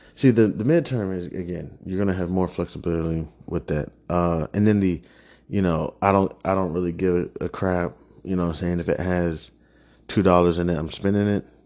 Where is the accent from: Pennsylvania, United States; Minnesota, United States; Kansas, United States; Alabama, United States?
Kansas, United States; now in Prince George's County, United States; I'm not a real native. I'm originally from Kansas.